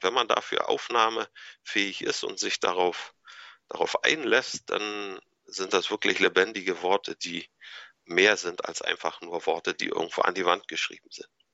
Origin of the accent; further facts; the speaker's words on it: Anklam, Mecklenburg-Vorpommern, Germany; also born or lived in Kiel; ich bin 1976 hier in Anklam geboren und aufgewachsen